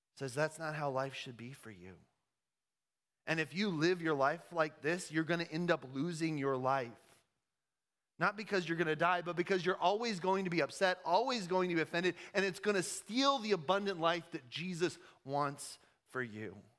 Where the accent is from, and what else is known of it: United States